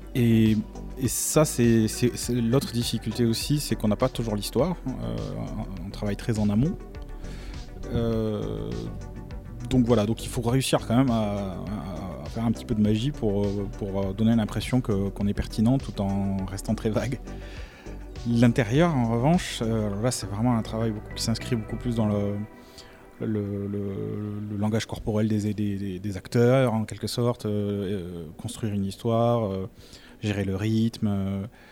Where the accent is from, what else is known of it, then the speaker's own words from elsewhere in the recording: France; je suis français